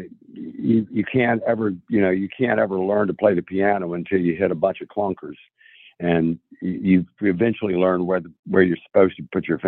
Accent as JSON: {"language": "English", "town": "Tybee Island", "region": "Georgia", "country": "United States", "tie": "born or raised there", "also_born_or_lived": "Columbia, South Carolina", "moved": "as an adult", "lives_now": "Nashville, United States", "said": "we moved from Columbia, South Carolina, back to Tybee Island, Georgia, and those were my formative years. I was beginning 11th grade"}